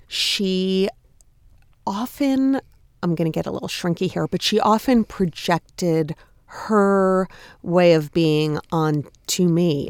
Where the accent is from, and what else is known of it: Long Island, New York, United States; born or raised there; moved away as an adult; also born or lived in Massachusetts; now in New York City, United States